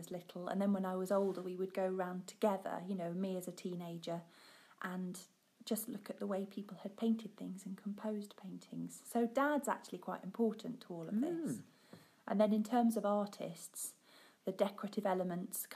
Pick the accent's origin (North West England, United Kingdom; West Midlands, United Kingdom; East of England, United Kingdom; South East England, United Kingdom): East of England, United Kingdom; Suffolk, East Anglia; now in Yorkshire, United Kingdom; I'm not from Yorkshire. I'm from Suffolk in East Anglia.